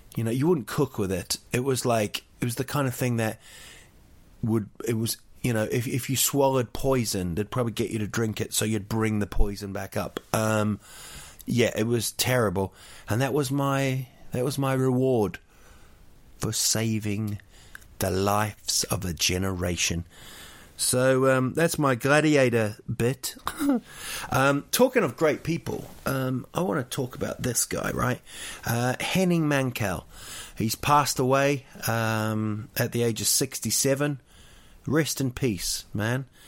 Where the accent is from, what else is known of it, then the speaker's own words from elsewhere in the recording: Rotorua, Bay of Plenty, New Zealand; Rotorua, my hometown.